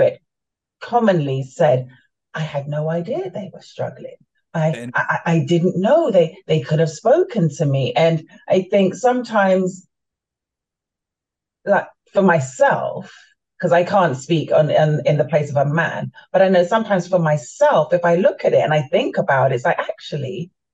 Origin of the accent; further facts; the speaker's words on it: London, United Kingdom; moved away as an adult; also born or lived in Florida, United States / Jamaica; now in Maryland, United States; I was born and raised in London, my family are from the Caribbean. They're from Jamaica